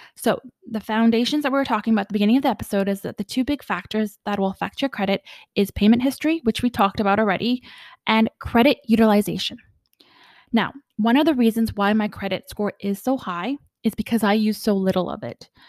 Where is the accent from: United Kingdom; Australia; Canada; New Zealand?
Canada; also born or lived in Ottawa / Vancouver; I am Canadian